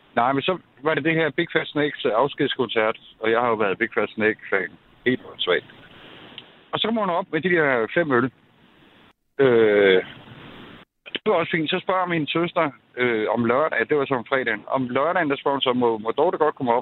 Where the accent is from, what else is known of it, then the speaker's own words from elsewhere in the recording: Greve, Zealand, Denmark; moved away; also born or lived in Jutland / Haderslev; jeg er oprindelig fra Greve, øh, men har boet i Jylland i 27 år